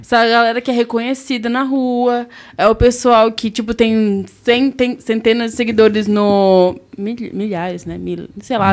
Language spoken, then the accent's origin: Portuguese; Southeast, Brazil; a gente é do Sudeste